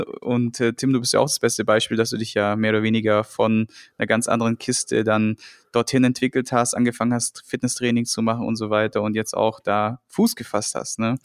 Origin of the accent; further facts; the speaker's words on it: Friedrichshafen, Baden-Württemberg, Germany; moved away as an adult; also born or lived in Darmstadt / Cologne; ich bin dann damals vom beschaulichen Schwabeländle, Bodensee-Friedrichshafen